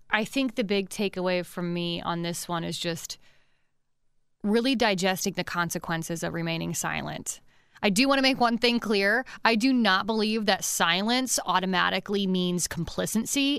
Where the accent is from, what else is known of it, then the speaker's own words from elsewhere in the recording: Pennsylvania, United States; moved away; I'm originally from Pennsylvania